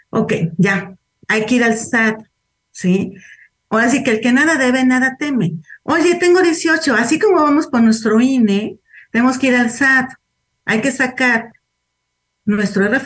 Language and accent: Spanish; Veracruz, Mexico; yo vengo de Veracruz y puse el domicilio de, de Puebla porque era donde estaba viviendo.